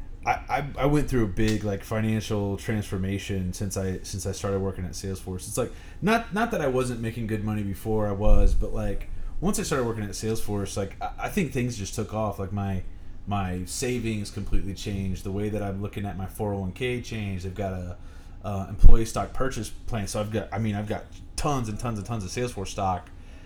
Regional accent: Fortville, Indiana, United States; I grew up in Fortville, and it's a country place

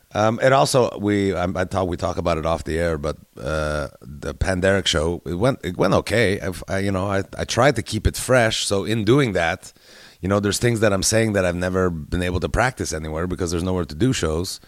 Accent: Canada; I'm Canadian. I live in Canada during this thing.

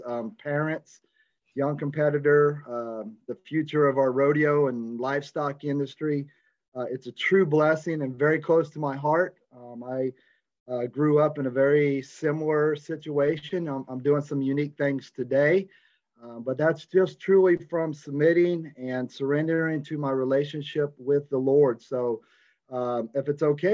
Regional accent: Visalia, California, United States; I was born in Visalia, California

